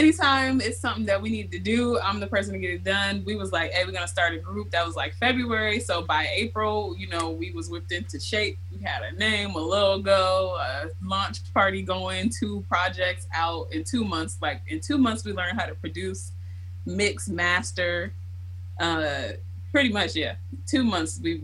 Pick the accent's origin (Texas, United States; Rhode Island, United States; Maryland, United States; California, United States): Maryland, United States; Baltimore; moved away as an adult; now in Seattle, United States; I grew up in Baltimore